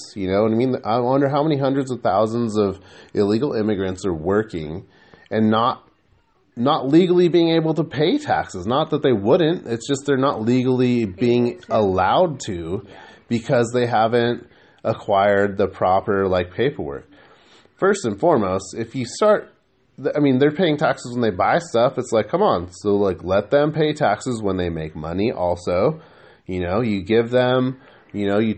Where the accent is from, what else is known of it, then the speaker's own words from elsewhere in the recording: United States; I was born here